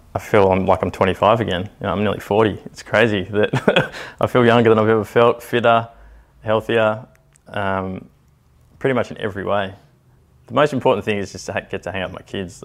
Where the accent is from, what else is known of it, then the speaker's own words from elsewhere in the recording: Canberra, Australian Capital Territory, Australia; I grew up in Canberra, but traveled with the circus pretty much up until the age of eighteen, nineteen